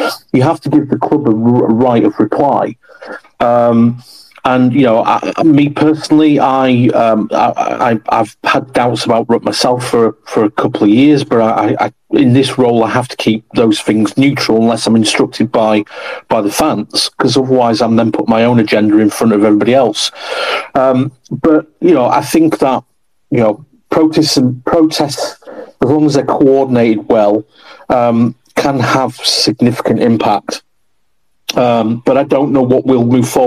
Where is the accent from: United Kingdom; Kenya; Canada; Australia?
United Kingdom; Bradford, Yorkshire and the Humber; I'm from West Bowling originally